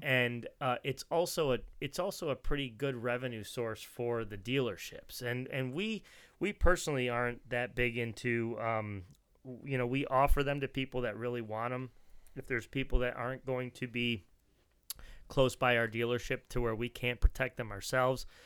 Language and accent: English; New Jersey, United States; where I grew up in New Jersey